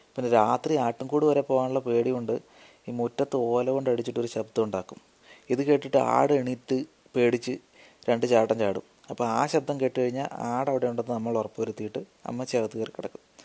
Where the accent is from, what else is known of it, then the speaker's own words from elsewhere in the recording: Kunnonni, Kerala, India; കുന്നോന്നി എന്ന് വെച്ചാൽ ഞാൻ ജനിച്ചു വളർന്ന എൻ്റെ ഒരു കൊച്ചു ഗ്രാമം